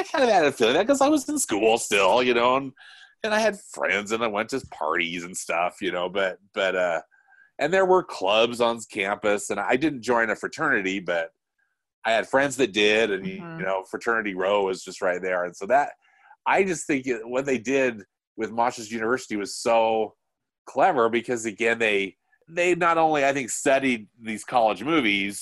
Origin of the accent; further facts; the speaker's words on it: Salt Lake City, Utah, United States; I grew up in Salt Lake City